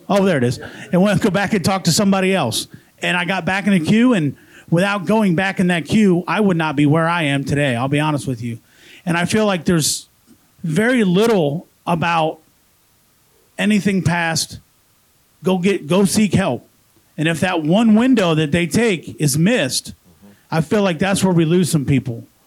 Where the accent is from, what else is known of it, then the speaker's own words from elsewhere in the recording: Columbus, Ohio, United States; I'm actually from Columbus, Columbus, Ohio, born and raised there